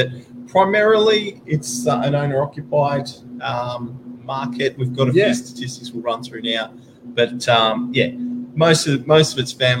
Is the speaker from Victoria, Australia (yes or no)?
no; Sydney, New South Wales, Australia; I grew up further north, so in Warriewood, when it was still very much farmland.